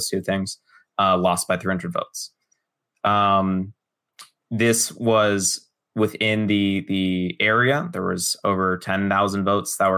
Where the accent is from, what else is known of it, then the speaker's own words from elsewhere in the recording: Los Angeles, California, United States; moved away as an adult; now in Florida, United States; I'm originally from Los Angeles. I grew up born through 18 all within the California borders